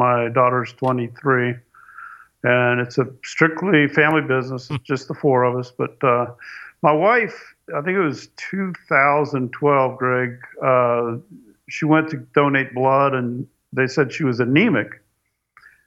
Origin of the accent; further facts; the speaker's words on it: Indianapolis, Indiana, United States; moved away as an adult; also born or lived in South Florida; now in DeLand, United States; Originally, I'm from Indianapolis.